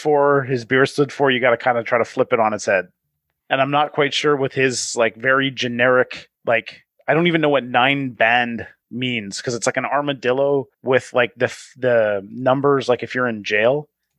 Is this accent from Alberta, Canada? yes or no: yes; Calgary, Alberta, Canada; Yeah, exactly. I'm from Calgary.